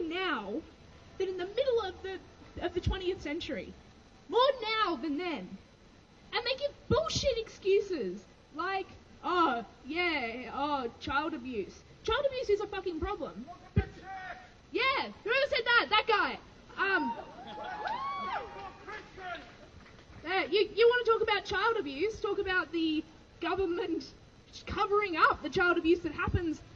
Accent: Australia; I grew up in Wurundjeri country

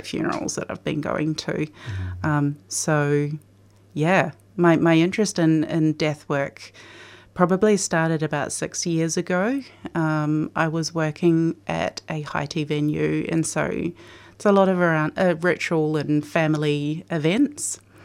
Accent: New Zealand; moved away as an adult; now in Australia; I grew up in New Zealand

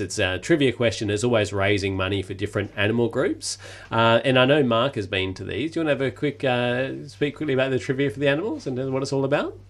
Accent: Perth, Western Australia, Australia; moved away; I come from Perth

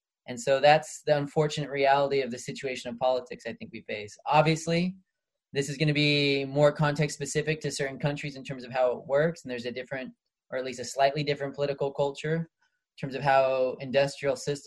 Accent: United States; I'm from the United States

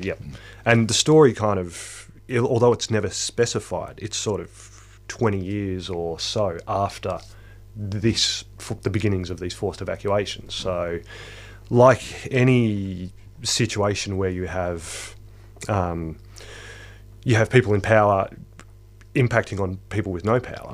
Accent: small country town in central Victoria, Australia; moved away; it's also my hometown

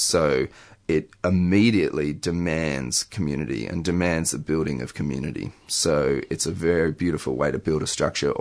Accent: Melbourne, Victoria, Australia; I grew up in Melbourne

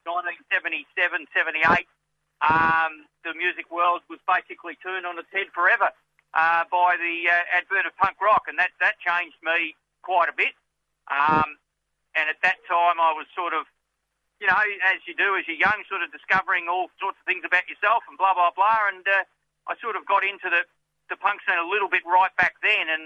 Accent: Latrobe Valley, Victoria, Australia; now in Melbourne, Australia; I was born in the country, mate. I'm from Latrobe Valley

